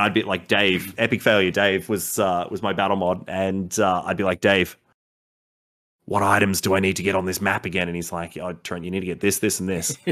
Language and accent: English; Melbourne, Victoria, Australia; Melbourne, born and raised here in Australia